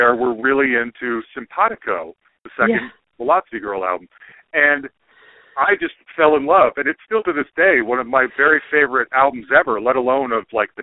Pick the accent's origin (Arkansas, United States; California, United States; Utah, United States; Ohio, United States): Utah, United States; Salt Lake City; I grew up in Salt Lake City, and I grew up Mormon.